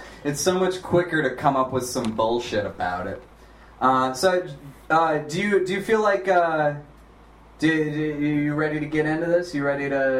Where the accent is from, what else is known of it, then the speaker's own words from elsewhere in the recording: Minnesota, United States; moved away; also born or lived in Seattle; I'm from fucking Minnesota, man.